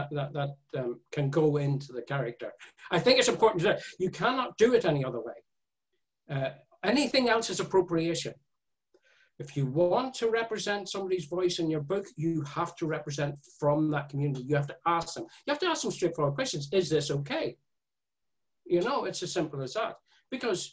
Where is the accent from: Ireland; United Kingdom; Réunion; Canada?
Ireland; I came from being Irish